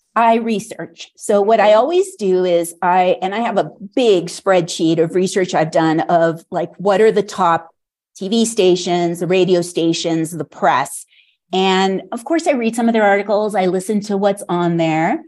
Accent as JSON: {"language": "English", "region": "California", "country": "United States", "also_born_or_lived": "Los Angeles / San Francisco Bay Area", "moved": "as an adult", "lives_now": "Santa Fe, United States", "said": "I'm from California"}